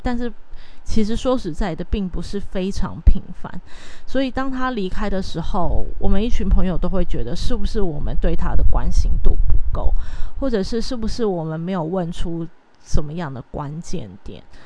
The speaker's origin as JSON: {"language": "Chinese", "country": "Taiwan", "said": "如果还在台湾的话，其实日式教育会对，呃， 是一直到我这一代都可能还是会有稍微的接触"}